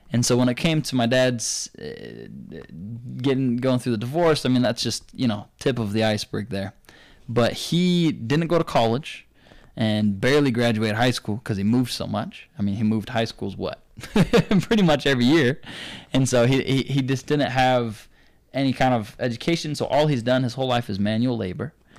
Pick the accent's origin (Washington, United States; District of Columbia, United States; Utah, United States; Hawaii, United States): Utah, United States; Provo; also born or lived in Saint George, Utah; I tell 'em Provo